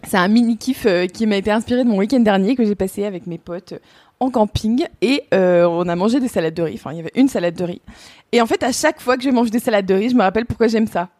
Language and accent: French; Burgundy, Bourgogne-Franche-Comté, France; on vient de Bourgogne euh, dans ma famille, mon père vient de Franche-Comté